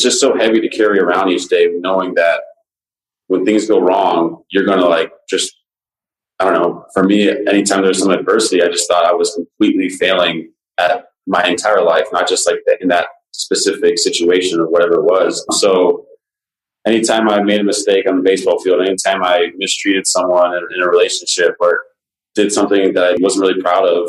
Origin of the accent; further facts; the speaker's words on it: Las Vegas, Nevada, United States; Growing up in the Vegas area